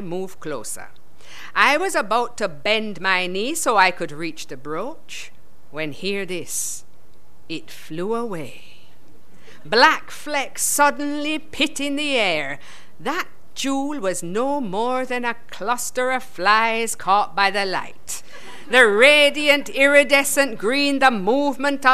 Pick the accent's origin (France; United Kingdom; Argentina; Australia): United Kingdom; England; I'm English